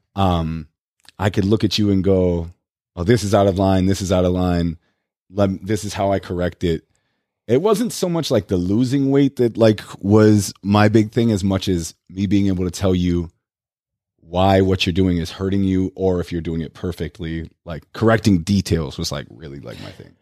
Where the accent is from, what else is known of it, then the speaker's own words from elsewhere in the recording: United States; first language English; I was the ignorant, like, you know, American who only knew one